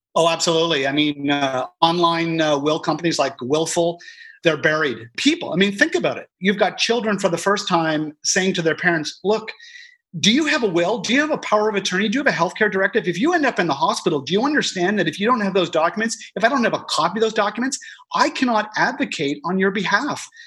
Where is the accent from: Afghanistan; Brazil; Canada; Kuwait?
Canada; as a Canadian